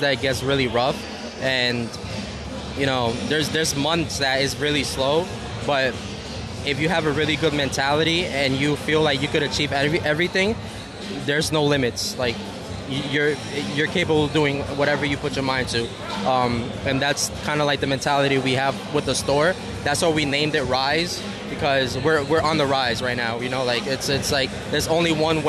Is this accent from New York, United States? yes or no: yes; New York City, New York, United States; moved away as an adult; now in Connecticut, United States; We're both from the Bronx